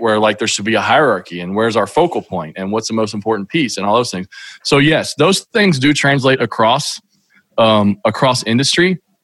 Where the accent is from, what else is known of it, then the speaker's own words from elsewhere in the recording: Kentucky, United States; growing up in Kentucky, which is where I still live.